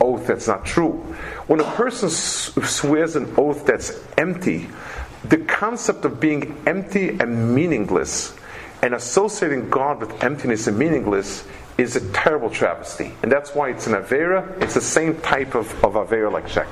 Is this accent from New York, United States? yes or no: yes; New York City, New York, United States; I grew up in Lower East Side